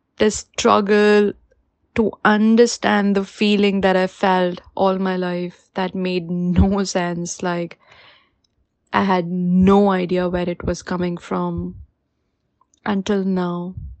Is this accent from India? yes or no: yes; India; moved away as an adult; now in New Zealand; I am an Indian living in New Zealand for a little over two years now